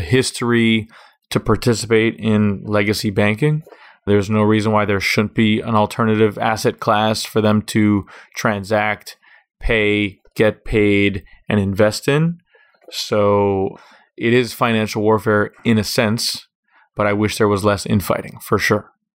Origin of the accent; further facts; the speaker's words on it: Miami Beach, Florida, United States; also born or lived in Jerusalem; I grew up here on Miami Beach, Florida.